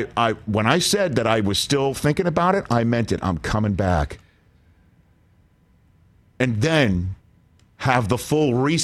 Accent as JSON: {"language": "English", "region": "Ohio", "country": "United States", "tie": "born or raised there", "said": "in Ohio, my home state of Ohio."}